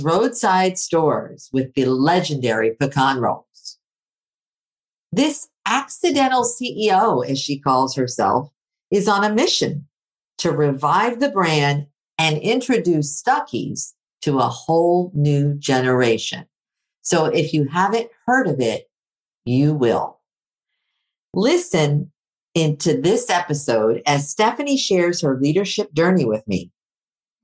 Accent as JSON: {"language": "English", "town": "Athens", "region": "Attica", "country": "Greece", "tie": "born or raised there", "moved": "yes", "said": "I grew up in Athens, Greece."}